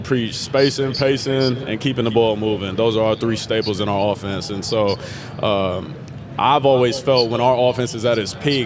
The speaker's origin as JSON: {"language": "English", "town": "Dallas", "region": "Texas", "country": "United States", "said": "I'm from Dallas, so my family are huge Cowboys fans"}